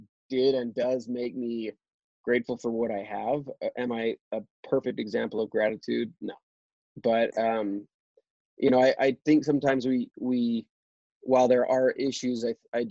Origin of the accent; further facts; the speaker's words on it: Alpine, United States; I grew up in Alpine, because my family was extremely blessed.